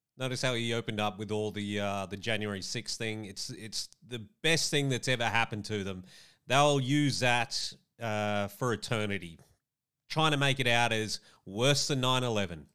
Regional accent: Australia; as an Australian

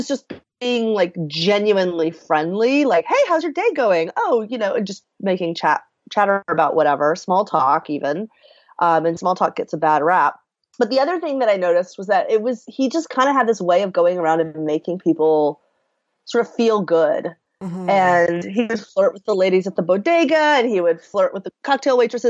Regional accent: the South, United States; I grew up in the South. And as a woman in the South

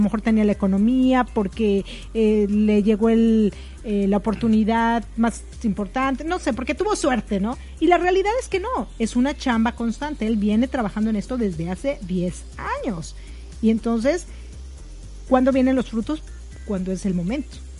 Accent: Mexico; somos mexicanos

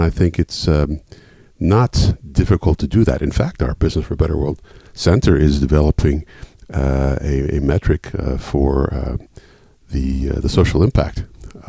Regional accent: Washington, District of Columbia, United States; moved away as an adult; also born or lived in United Kingdom / Europe; a return to my hometown, Washington, D.C.

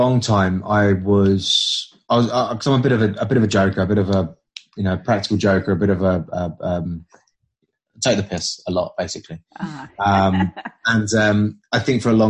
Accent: United Kingdom; I'm British.

